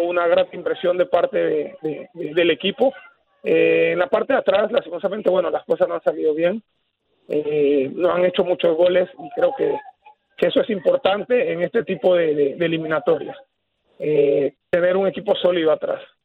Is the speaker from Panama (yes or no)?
yes; Panama; nosotros como panameños